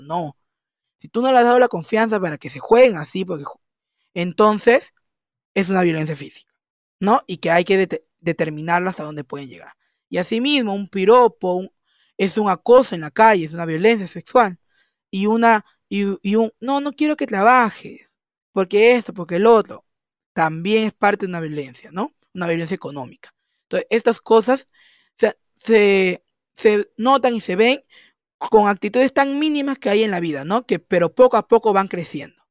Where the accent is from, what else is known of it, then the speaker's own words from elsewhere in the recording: Peru; soy de Perú